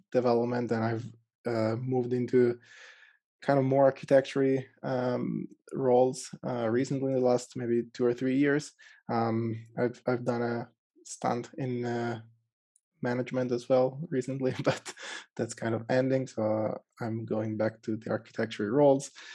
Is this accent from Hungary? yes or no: no; Italy; I'm from Italy, I live in central Italy